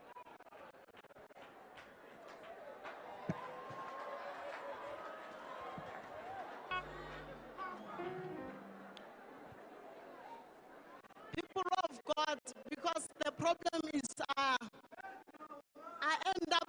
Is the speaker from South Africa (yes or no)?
yes; Limpopo, South Africa; moved away; I come from Western area. I originate at Limpopo